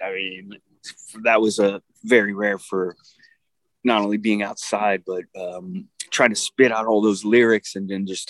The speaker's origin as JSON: {"language": "English", "region": "Delaware", "country": "United States", "said": "even though I'm from Delaware originally."}